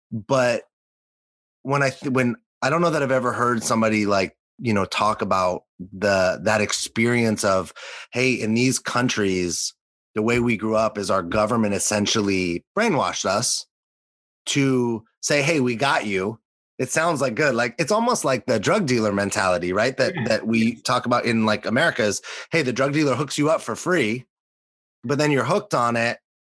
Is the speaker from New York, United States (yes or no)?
no; Los Angeles, California, United States; growing up in Los Angeles, not just the United States, but Los Angeles, the way that the world was presented to me, especially in a good part of Los Angeles, was like endless opportunity.